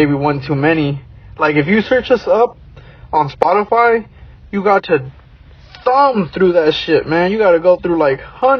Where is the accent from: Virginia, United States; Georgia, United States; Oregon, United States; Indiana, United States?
Oregon, United States; Hillsboro; also born or lived in Portland, Oregon; now in Illinois, United States; Oh, I'm originally from Oregon. You know, I'm born and raised, I was born in Portland, raised in Hillsboro.